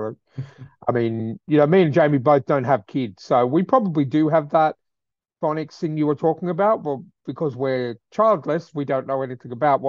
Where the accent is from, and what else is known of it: Australia